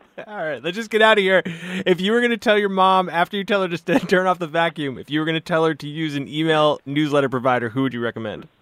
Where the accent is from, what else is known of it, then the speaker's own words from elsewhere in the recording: Berkeley, California, United States; moved away; I'm in my hometown, lovely Berkeley, California